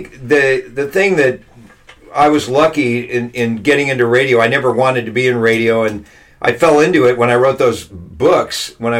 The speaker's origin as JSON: {"language": "English", "region": "California", "country": "United States", "tie": "born or raised there", "said": "Southern California. Okay. I'm a fourth generation Californian, maybe fifth generation."}